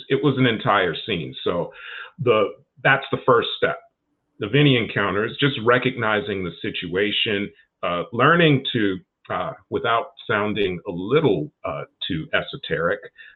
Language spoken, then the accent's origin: English; Chicago, Illinois, United States; I'm from Chicago as well